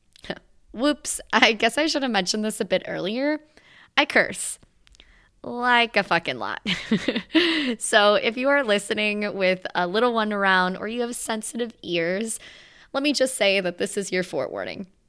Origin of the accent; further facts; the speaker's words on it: Virginia, United States; moved away as an adult; landed eight hundred plus miles away from my hometown in the state of Virginia